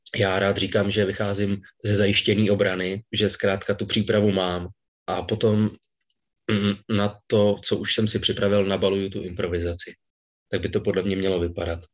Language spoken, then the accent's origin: Czech; Hradec Králové, Hradec Králové Region, Czechia; Já jsem nejdřív, e, chodil na Gimpl v Hradci Králové, odkud pocházím